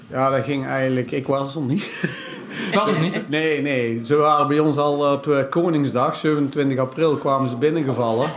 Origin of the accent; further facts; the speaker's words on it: Zeeland, North Brabant, Netherlands; also born or lived in Langenboom / Wanroij; wij hebben altijd gewoond op de Witte Dellen in Zeeland